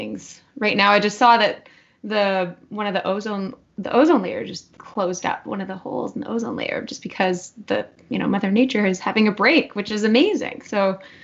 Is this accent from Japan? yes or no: no; Whistler, British Columbia, Canada; I grew up in Whistler